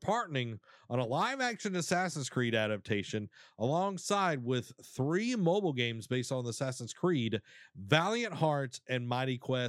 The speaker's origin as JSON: {"language": "English", "country": "Canada", "said": "I am Canadian, so I feel like I need to watch it."}